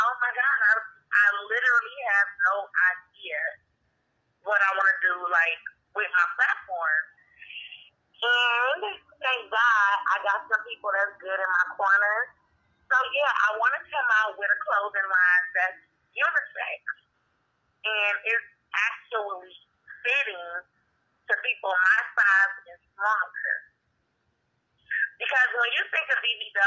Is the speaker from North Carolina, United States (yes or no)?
no; Cleveland, Ohio, United States; I am from Cleveland, Ohio. I was born and raised here.